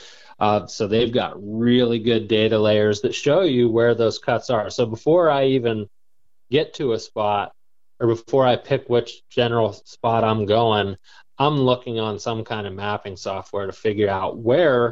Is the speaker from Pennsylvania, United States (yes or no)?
yes; Pennsylvania, United States; my home state of Pennsylvania